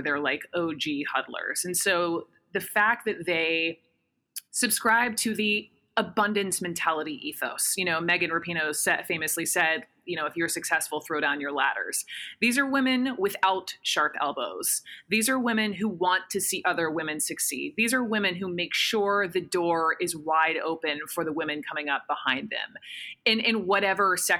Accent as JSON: {"language": "English", "town": "Atlanta", "region": "Georgia", "country": "United States", "tie": "born or raised there", "said": "White woman, upper middle class, born and raised in Atlanta, Georgia."}